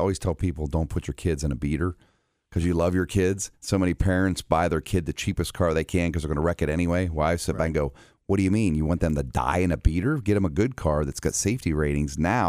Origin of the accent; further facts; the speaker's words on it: Ohio, United States; I'm from Eastern Ohio.